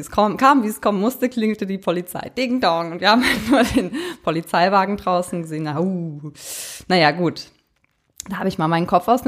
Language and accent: German; Eifel, Germany; Denn Jana und ich, wir kommen ja aus der Eifel.